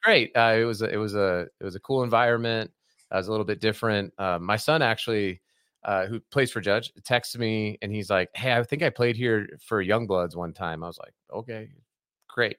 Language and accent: English; Colorado, United States; I'm from Colorado originally